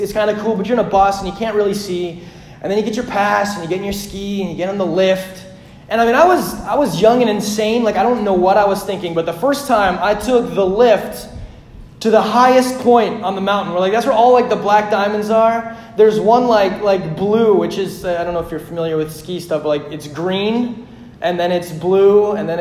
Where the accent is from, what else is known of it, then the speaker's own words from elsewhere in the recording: Hagen, Saskatchewan, Canada; I grew up in Hagen, Saskatchewan, Canada, which is pretty much like North Dakota squared